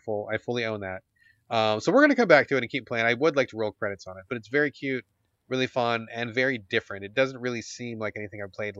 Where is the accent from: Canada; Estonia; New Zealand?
New Zealand; So anyway, my wife is a Kiwi. I'm a Kiwi.